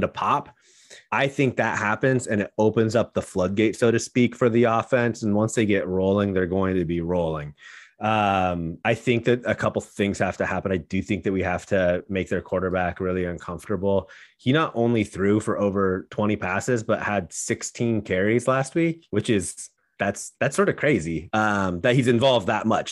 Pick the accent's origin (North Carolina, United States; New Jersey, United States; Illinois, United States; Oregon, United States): Oregon, United States; Portland; I grew up in Portland, a Beaver fan